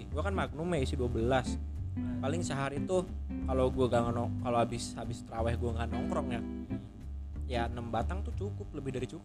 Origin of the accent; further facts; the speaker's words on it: Majalengka, West Java, Indonesia; sampai gue nggak habis pikir ya di di daerah gua di Majalengka sampai polisinya